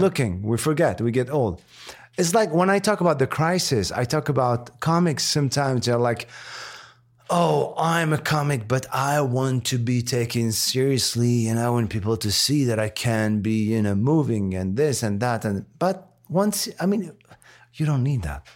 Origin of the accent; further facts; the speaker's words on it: Morocco; English is a second language; moved away; also born or lived in France; I was born and raised in Morocco before moving to France